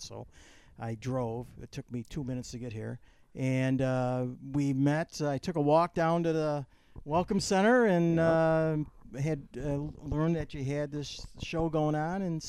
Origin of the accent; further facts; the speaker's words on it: Buffalo, New York, United States; moved away as an adult; now in Florida, United States; originally from way up north, Buffalo, New York